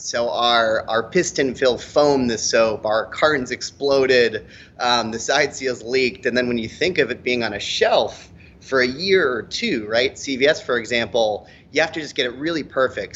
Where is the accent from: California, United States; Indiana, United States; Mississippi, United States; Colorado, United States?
Colorado, United States; Boulder; I'm from Boulder, Colorado